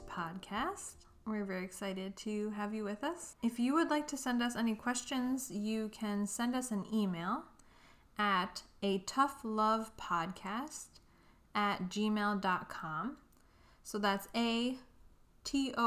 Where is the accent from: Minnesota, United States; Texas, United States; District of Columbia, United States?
Minnesota, United States; We're from Minnesota